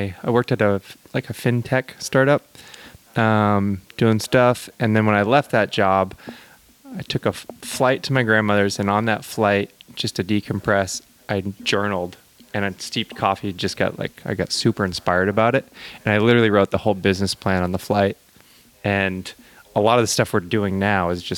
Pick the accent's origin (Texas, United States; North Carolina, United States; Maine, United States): Maine, United States; moved away as an adult; now in Santa Cruz, United States; I'm from Maine originally